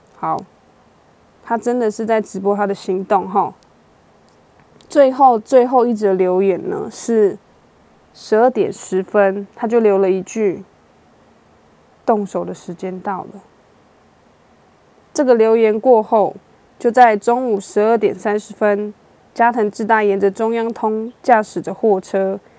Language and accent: Chinese; Taiwan; 我们台湾人